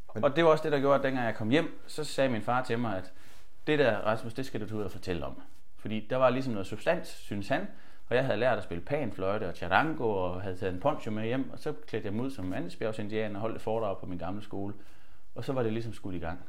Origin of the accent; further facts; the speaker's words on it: Holstebro, Central Denmark Region, Denmark; jeg havde startet teater hjemme i Holstebro, hvor jeg kommer fra